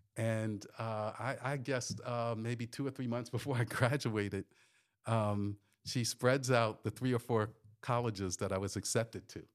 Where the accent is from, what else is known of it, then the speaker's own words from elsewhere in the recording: northern New Jersey, United States; moved away; also born or lived in New York; I grew up in New Jersey, uh, northern New Jersey, uh, did a little bit of time in New York